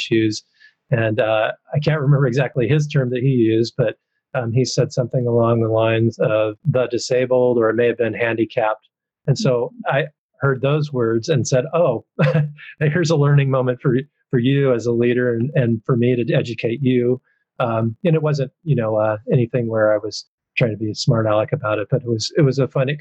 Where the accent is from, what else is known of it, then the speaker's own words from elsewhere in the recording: the Northwest, Pacific Northwest, United States; I'm from the Northwest. I haven't lived in the South.